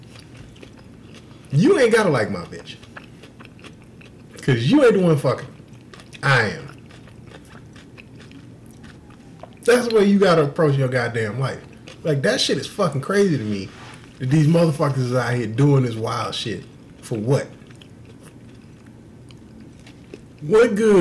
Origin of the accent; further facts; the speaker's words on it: Houston, Texas, United States; moved away; I'm from Houston